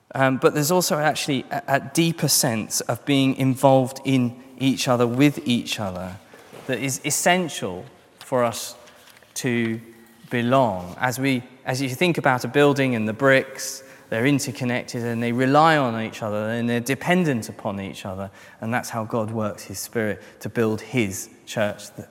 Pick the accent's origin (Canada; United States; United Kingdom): United Kingdom; London; I'm a Christian first and I'm a Londoner second